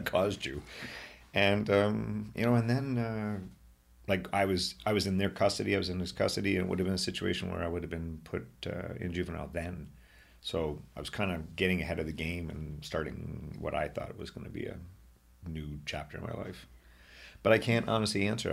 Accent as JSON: {"language": "English", "town": "Brockville", "region": "Ontario", "country": "Canada", "moved": "as an adult", "lives_now": "Ottawa, Canada", "said": "I am very proud to be from Brockville, although I love my home here in Ottawa, too"}